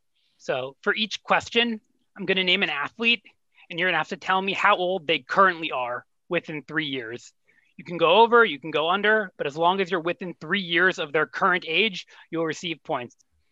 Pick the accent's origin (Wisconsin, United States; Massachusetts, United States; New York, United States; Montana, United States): New York, United States; Born and raised in New York.